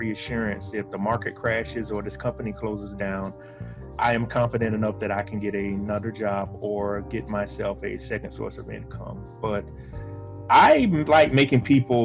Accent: South Carolina, United States; I am from South Carolina. I still reside in South Carolina

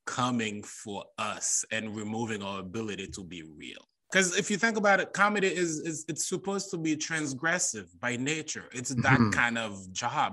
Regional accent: Haiti; moved away as an adult; now in United States; as a Haitian, I grew up around Black people

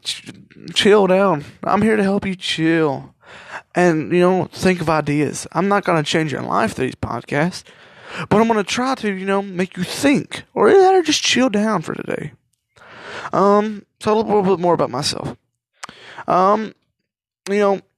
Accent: Kentucky, United States; I'm 17, and I come from Kentucky

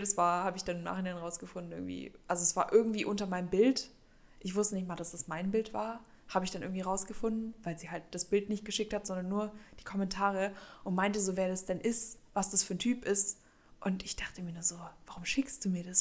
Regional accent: Berlin, Germany; now in Stuttgart, Germany; ich komme ja ursprünglich aus der Nähe von Berlin.

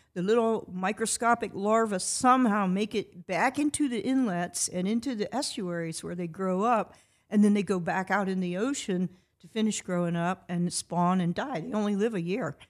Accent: Titusville, Florida, United States; I grew up on the Indian River Lagoon.

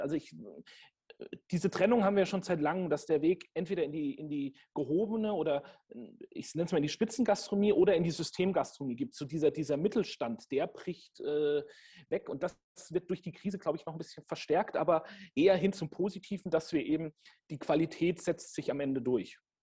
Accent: Franconia, Bavaria, Germany; ich komme gebürtig auch aus einer Weinregion. Ich bin Franke ähm, und mit dem, mit dem Silvaner in der Muttermilch sozusagen aufgezogen worden

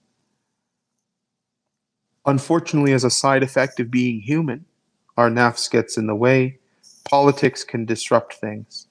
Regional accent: Canada; also born or lived in Calgary; They're just as Canadian as I am.

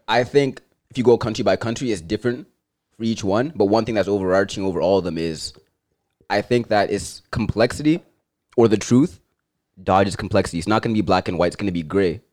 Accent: Zimbabwe; now in Canada; where I'm from, I'd be like, I'm Zimbabwean.

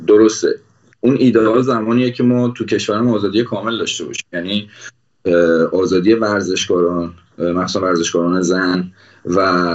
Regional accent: Iran; من به عنوان یک ایرانی

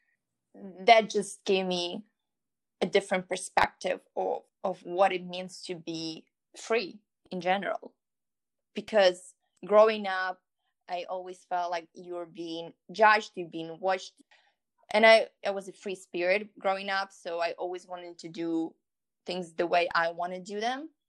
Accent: Ukraine; moved away as an adult; now in New York, United States; But I moved here when I was 18. Then I was born in Ukraine. So I didn't know what to expect because I moved from a small city in Ukraine to New York

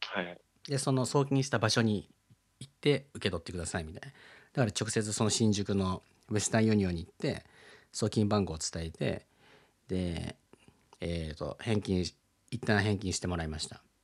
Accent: Philippines; now in Japan; 僕はねそのフィリピンで育った

